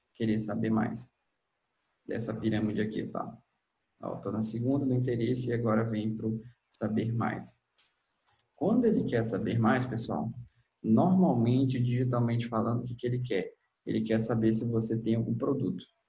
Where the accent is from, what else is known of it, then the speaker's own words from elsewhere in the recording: Manaus, Amazonas, Brazil; eu sou de Manaus, atuo aqui na região